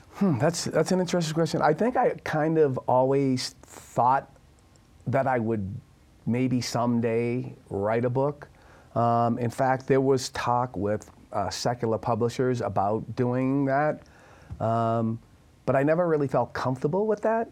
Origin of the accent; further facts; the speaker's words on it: Boston, Massachusetts, United States; I'm from Boston